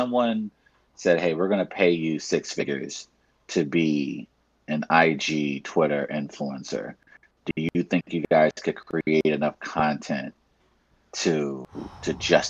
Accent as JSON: {"language": "English", "region": "New York", "country": "United States", "said": "even as a New Yorker"}